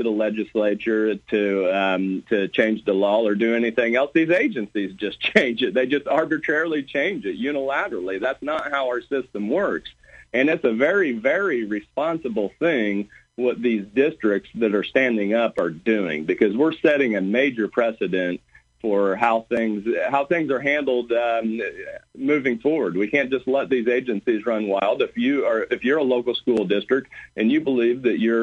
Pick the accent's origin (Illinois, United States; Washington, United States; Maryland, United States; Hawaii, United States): Illinois, United States; Beecher City; Beecher City is my hometown here